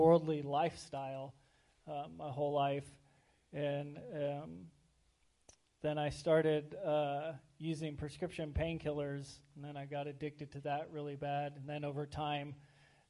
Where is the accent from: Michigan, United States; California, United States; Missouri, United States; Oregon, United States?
Oregon, United States; Lebanon; also born or lived in Arizona; I was born in Arizona and I grew up in Lebanon, Oregon.